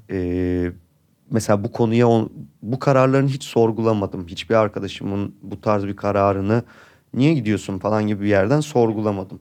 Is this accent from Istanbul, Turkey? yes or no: yes; Istanbul, Turkey; Burada doğdum, büyüdüm